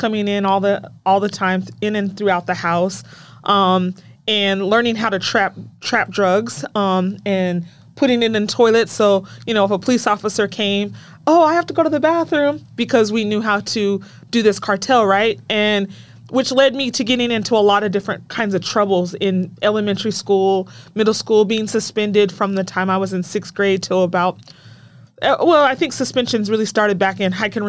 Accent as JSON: {"language": "English", "region": "Utah", "country": "United States", "tie": "born or raised there", "said": "I grew up in Utah"}